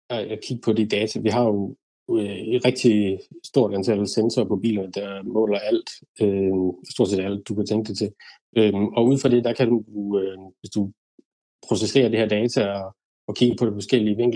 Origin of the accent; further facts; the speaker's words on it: Denmark; moved away as an adult; now in United Kingdom; DDC derhjemme i Danmark